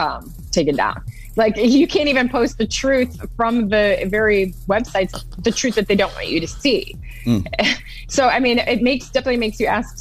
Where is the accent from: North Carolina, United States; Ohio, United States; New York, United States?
Ohio, United States; Toledo; moved away as an adult; now in Texas, United States; growing up in Toledo, especially like me living in a suburb